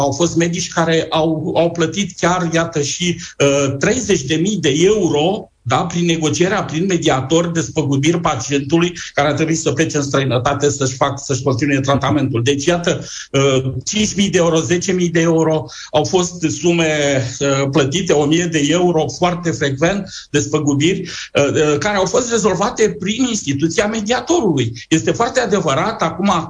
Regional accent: Romania; ca români

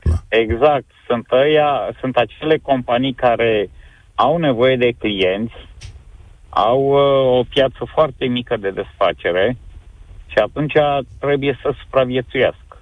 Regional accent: Galați, Galați County, Romania; Sunt din Galați

